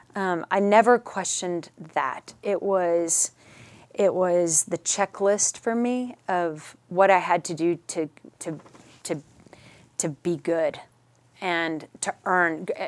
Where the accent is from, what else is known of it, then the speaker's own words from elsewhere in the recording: Richardson, Texas, United States; also born or lived in New Mexico; And yes, grew up here. Grew up in Richardson.